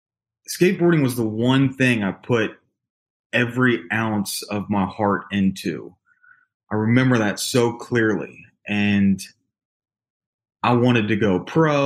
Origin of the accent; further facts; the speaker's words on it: Louisville, Kentucky, United States; also born or lived in Laguna Niguel, California; born in Laguna Niguel, California, but moved here to Louisville, Kentucky at a very young age